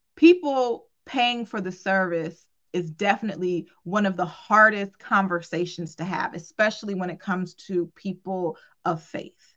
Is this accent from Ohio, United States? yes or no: yes; Cleveland, Ohio, United States; I'm from Cleveland, Ohio